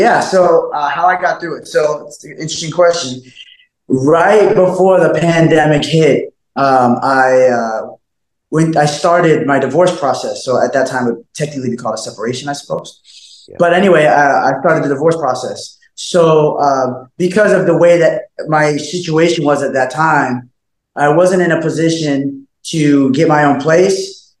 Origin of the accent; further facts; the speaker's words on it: Alaska, United States; also born or lived in Colorado Springs / Northern California; I was born in, Colorado Springs. I was raised as an adolescent, as a young boss, I was raised in Alaska. Right. But then going into my teens and beyond, Northern California.